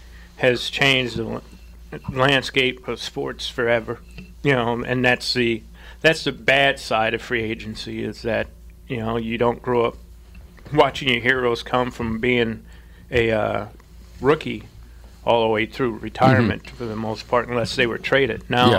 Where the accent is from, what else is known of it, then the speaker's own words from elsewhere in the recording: St. Louis, Missouri, United States; As I stated earlier, I'm from St. Louis.